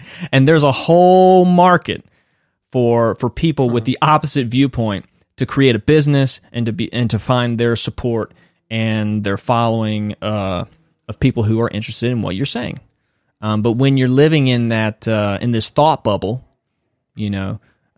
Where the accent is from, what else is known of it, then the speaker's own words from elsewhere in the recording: North Carolina, United States; moved away as an adult; now in Los Angeles, United States; I'm from the South in the United States